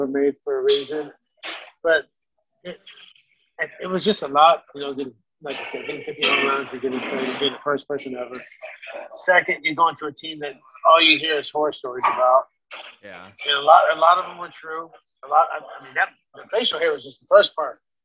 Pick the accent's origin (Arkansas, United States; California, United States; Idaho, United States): California, United States; Sacramento; Sacramento, my hometown